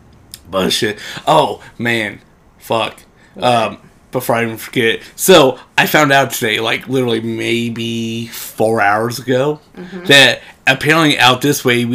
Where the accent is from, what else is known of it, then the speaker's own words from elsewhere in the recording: Ohio, United States; moved away; I come from Ohio.